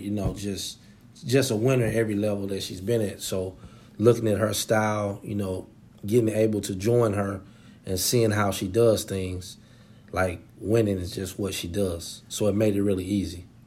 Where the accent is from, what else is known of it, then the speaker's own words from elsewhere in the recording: Nashville, Tennessee, United States; also born or lived in Memphis; all of my, uh, mom's side of the family and where I grew up from is in Nashville